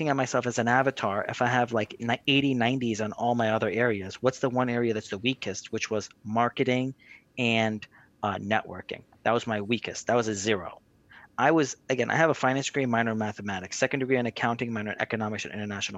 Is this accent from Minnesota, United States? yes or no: no; New Jersey, United States; I grew up in New Jersey